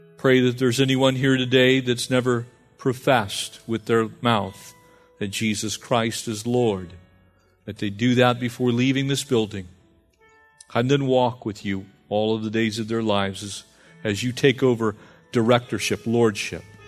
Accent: San Diego County, California, United States; growing up in San Diego County

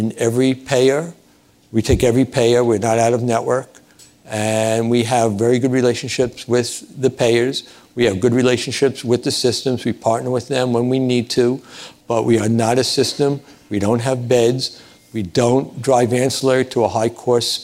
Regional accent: New York City, New York, United States; I'm from Brooklyn, which I'm very proud

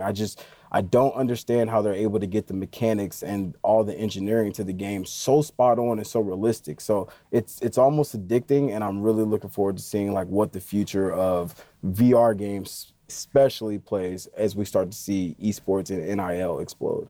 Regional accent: Indiana, United States; I'm from Indiana

